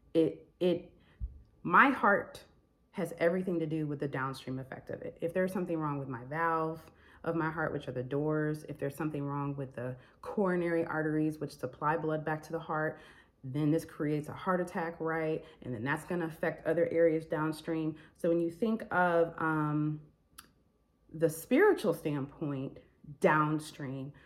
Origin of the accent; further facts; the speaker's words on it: Michigan, United States; moved away as an adult; I'm from Michigan